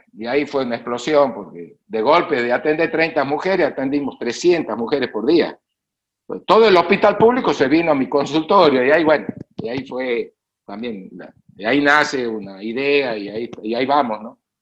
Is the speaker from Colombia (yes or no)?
no; northern Argentina, Argentina; el lugar de donde yo vengo, el NOA y el NEA es pobre